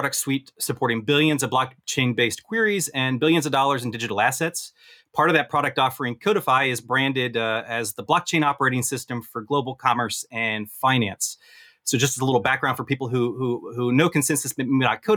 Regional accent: United States; now in Paris, France; as an American in France

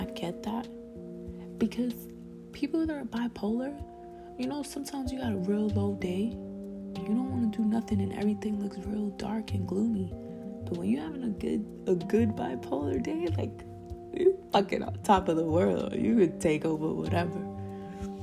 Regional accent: New York City, New York, United States; accent: Spanish; I was born in the Bronx

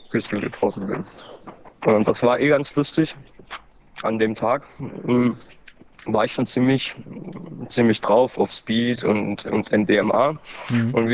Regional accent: Baden-Württemberg, Germany; Ich komme äh, aus Baden-Württemberg

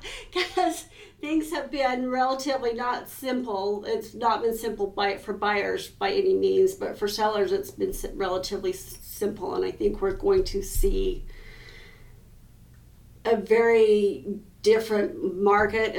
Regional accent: Preston, Idaho, United States; moved away as an adult; also born or lived in Bancroft, Idaho; now in Logan, United States; I grew up in Preston

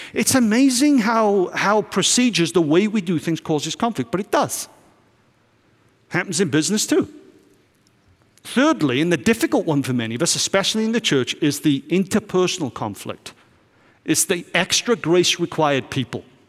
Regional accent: United Kingdom; I'm from Britain

